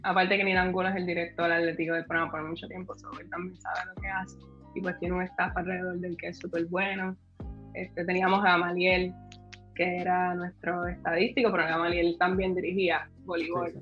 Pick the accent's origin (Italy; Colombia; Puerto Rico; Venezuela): Puerto Rico; Carolina; yo soy acá de Carolina